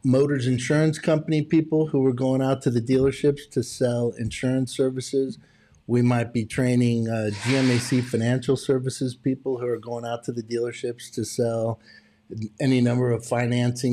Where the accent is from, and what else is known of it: California, United States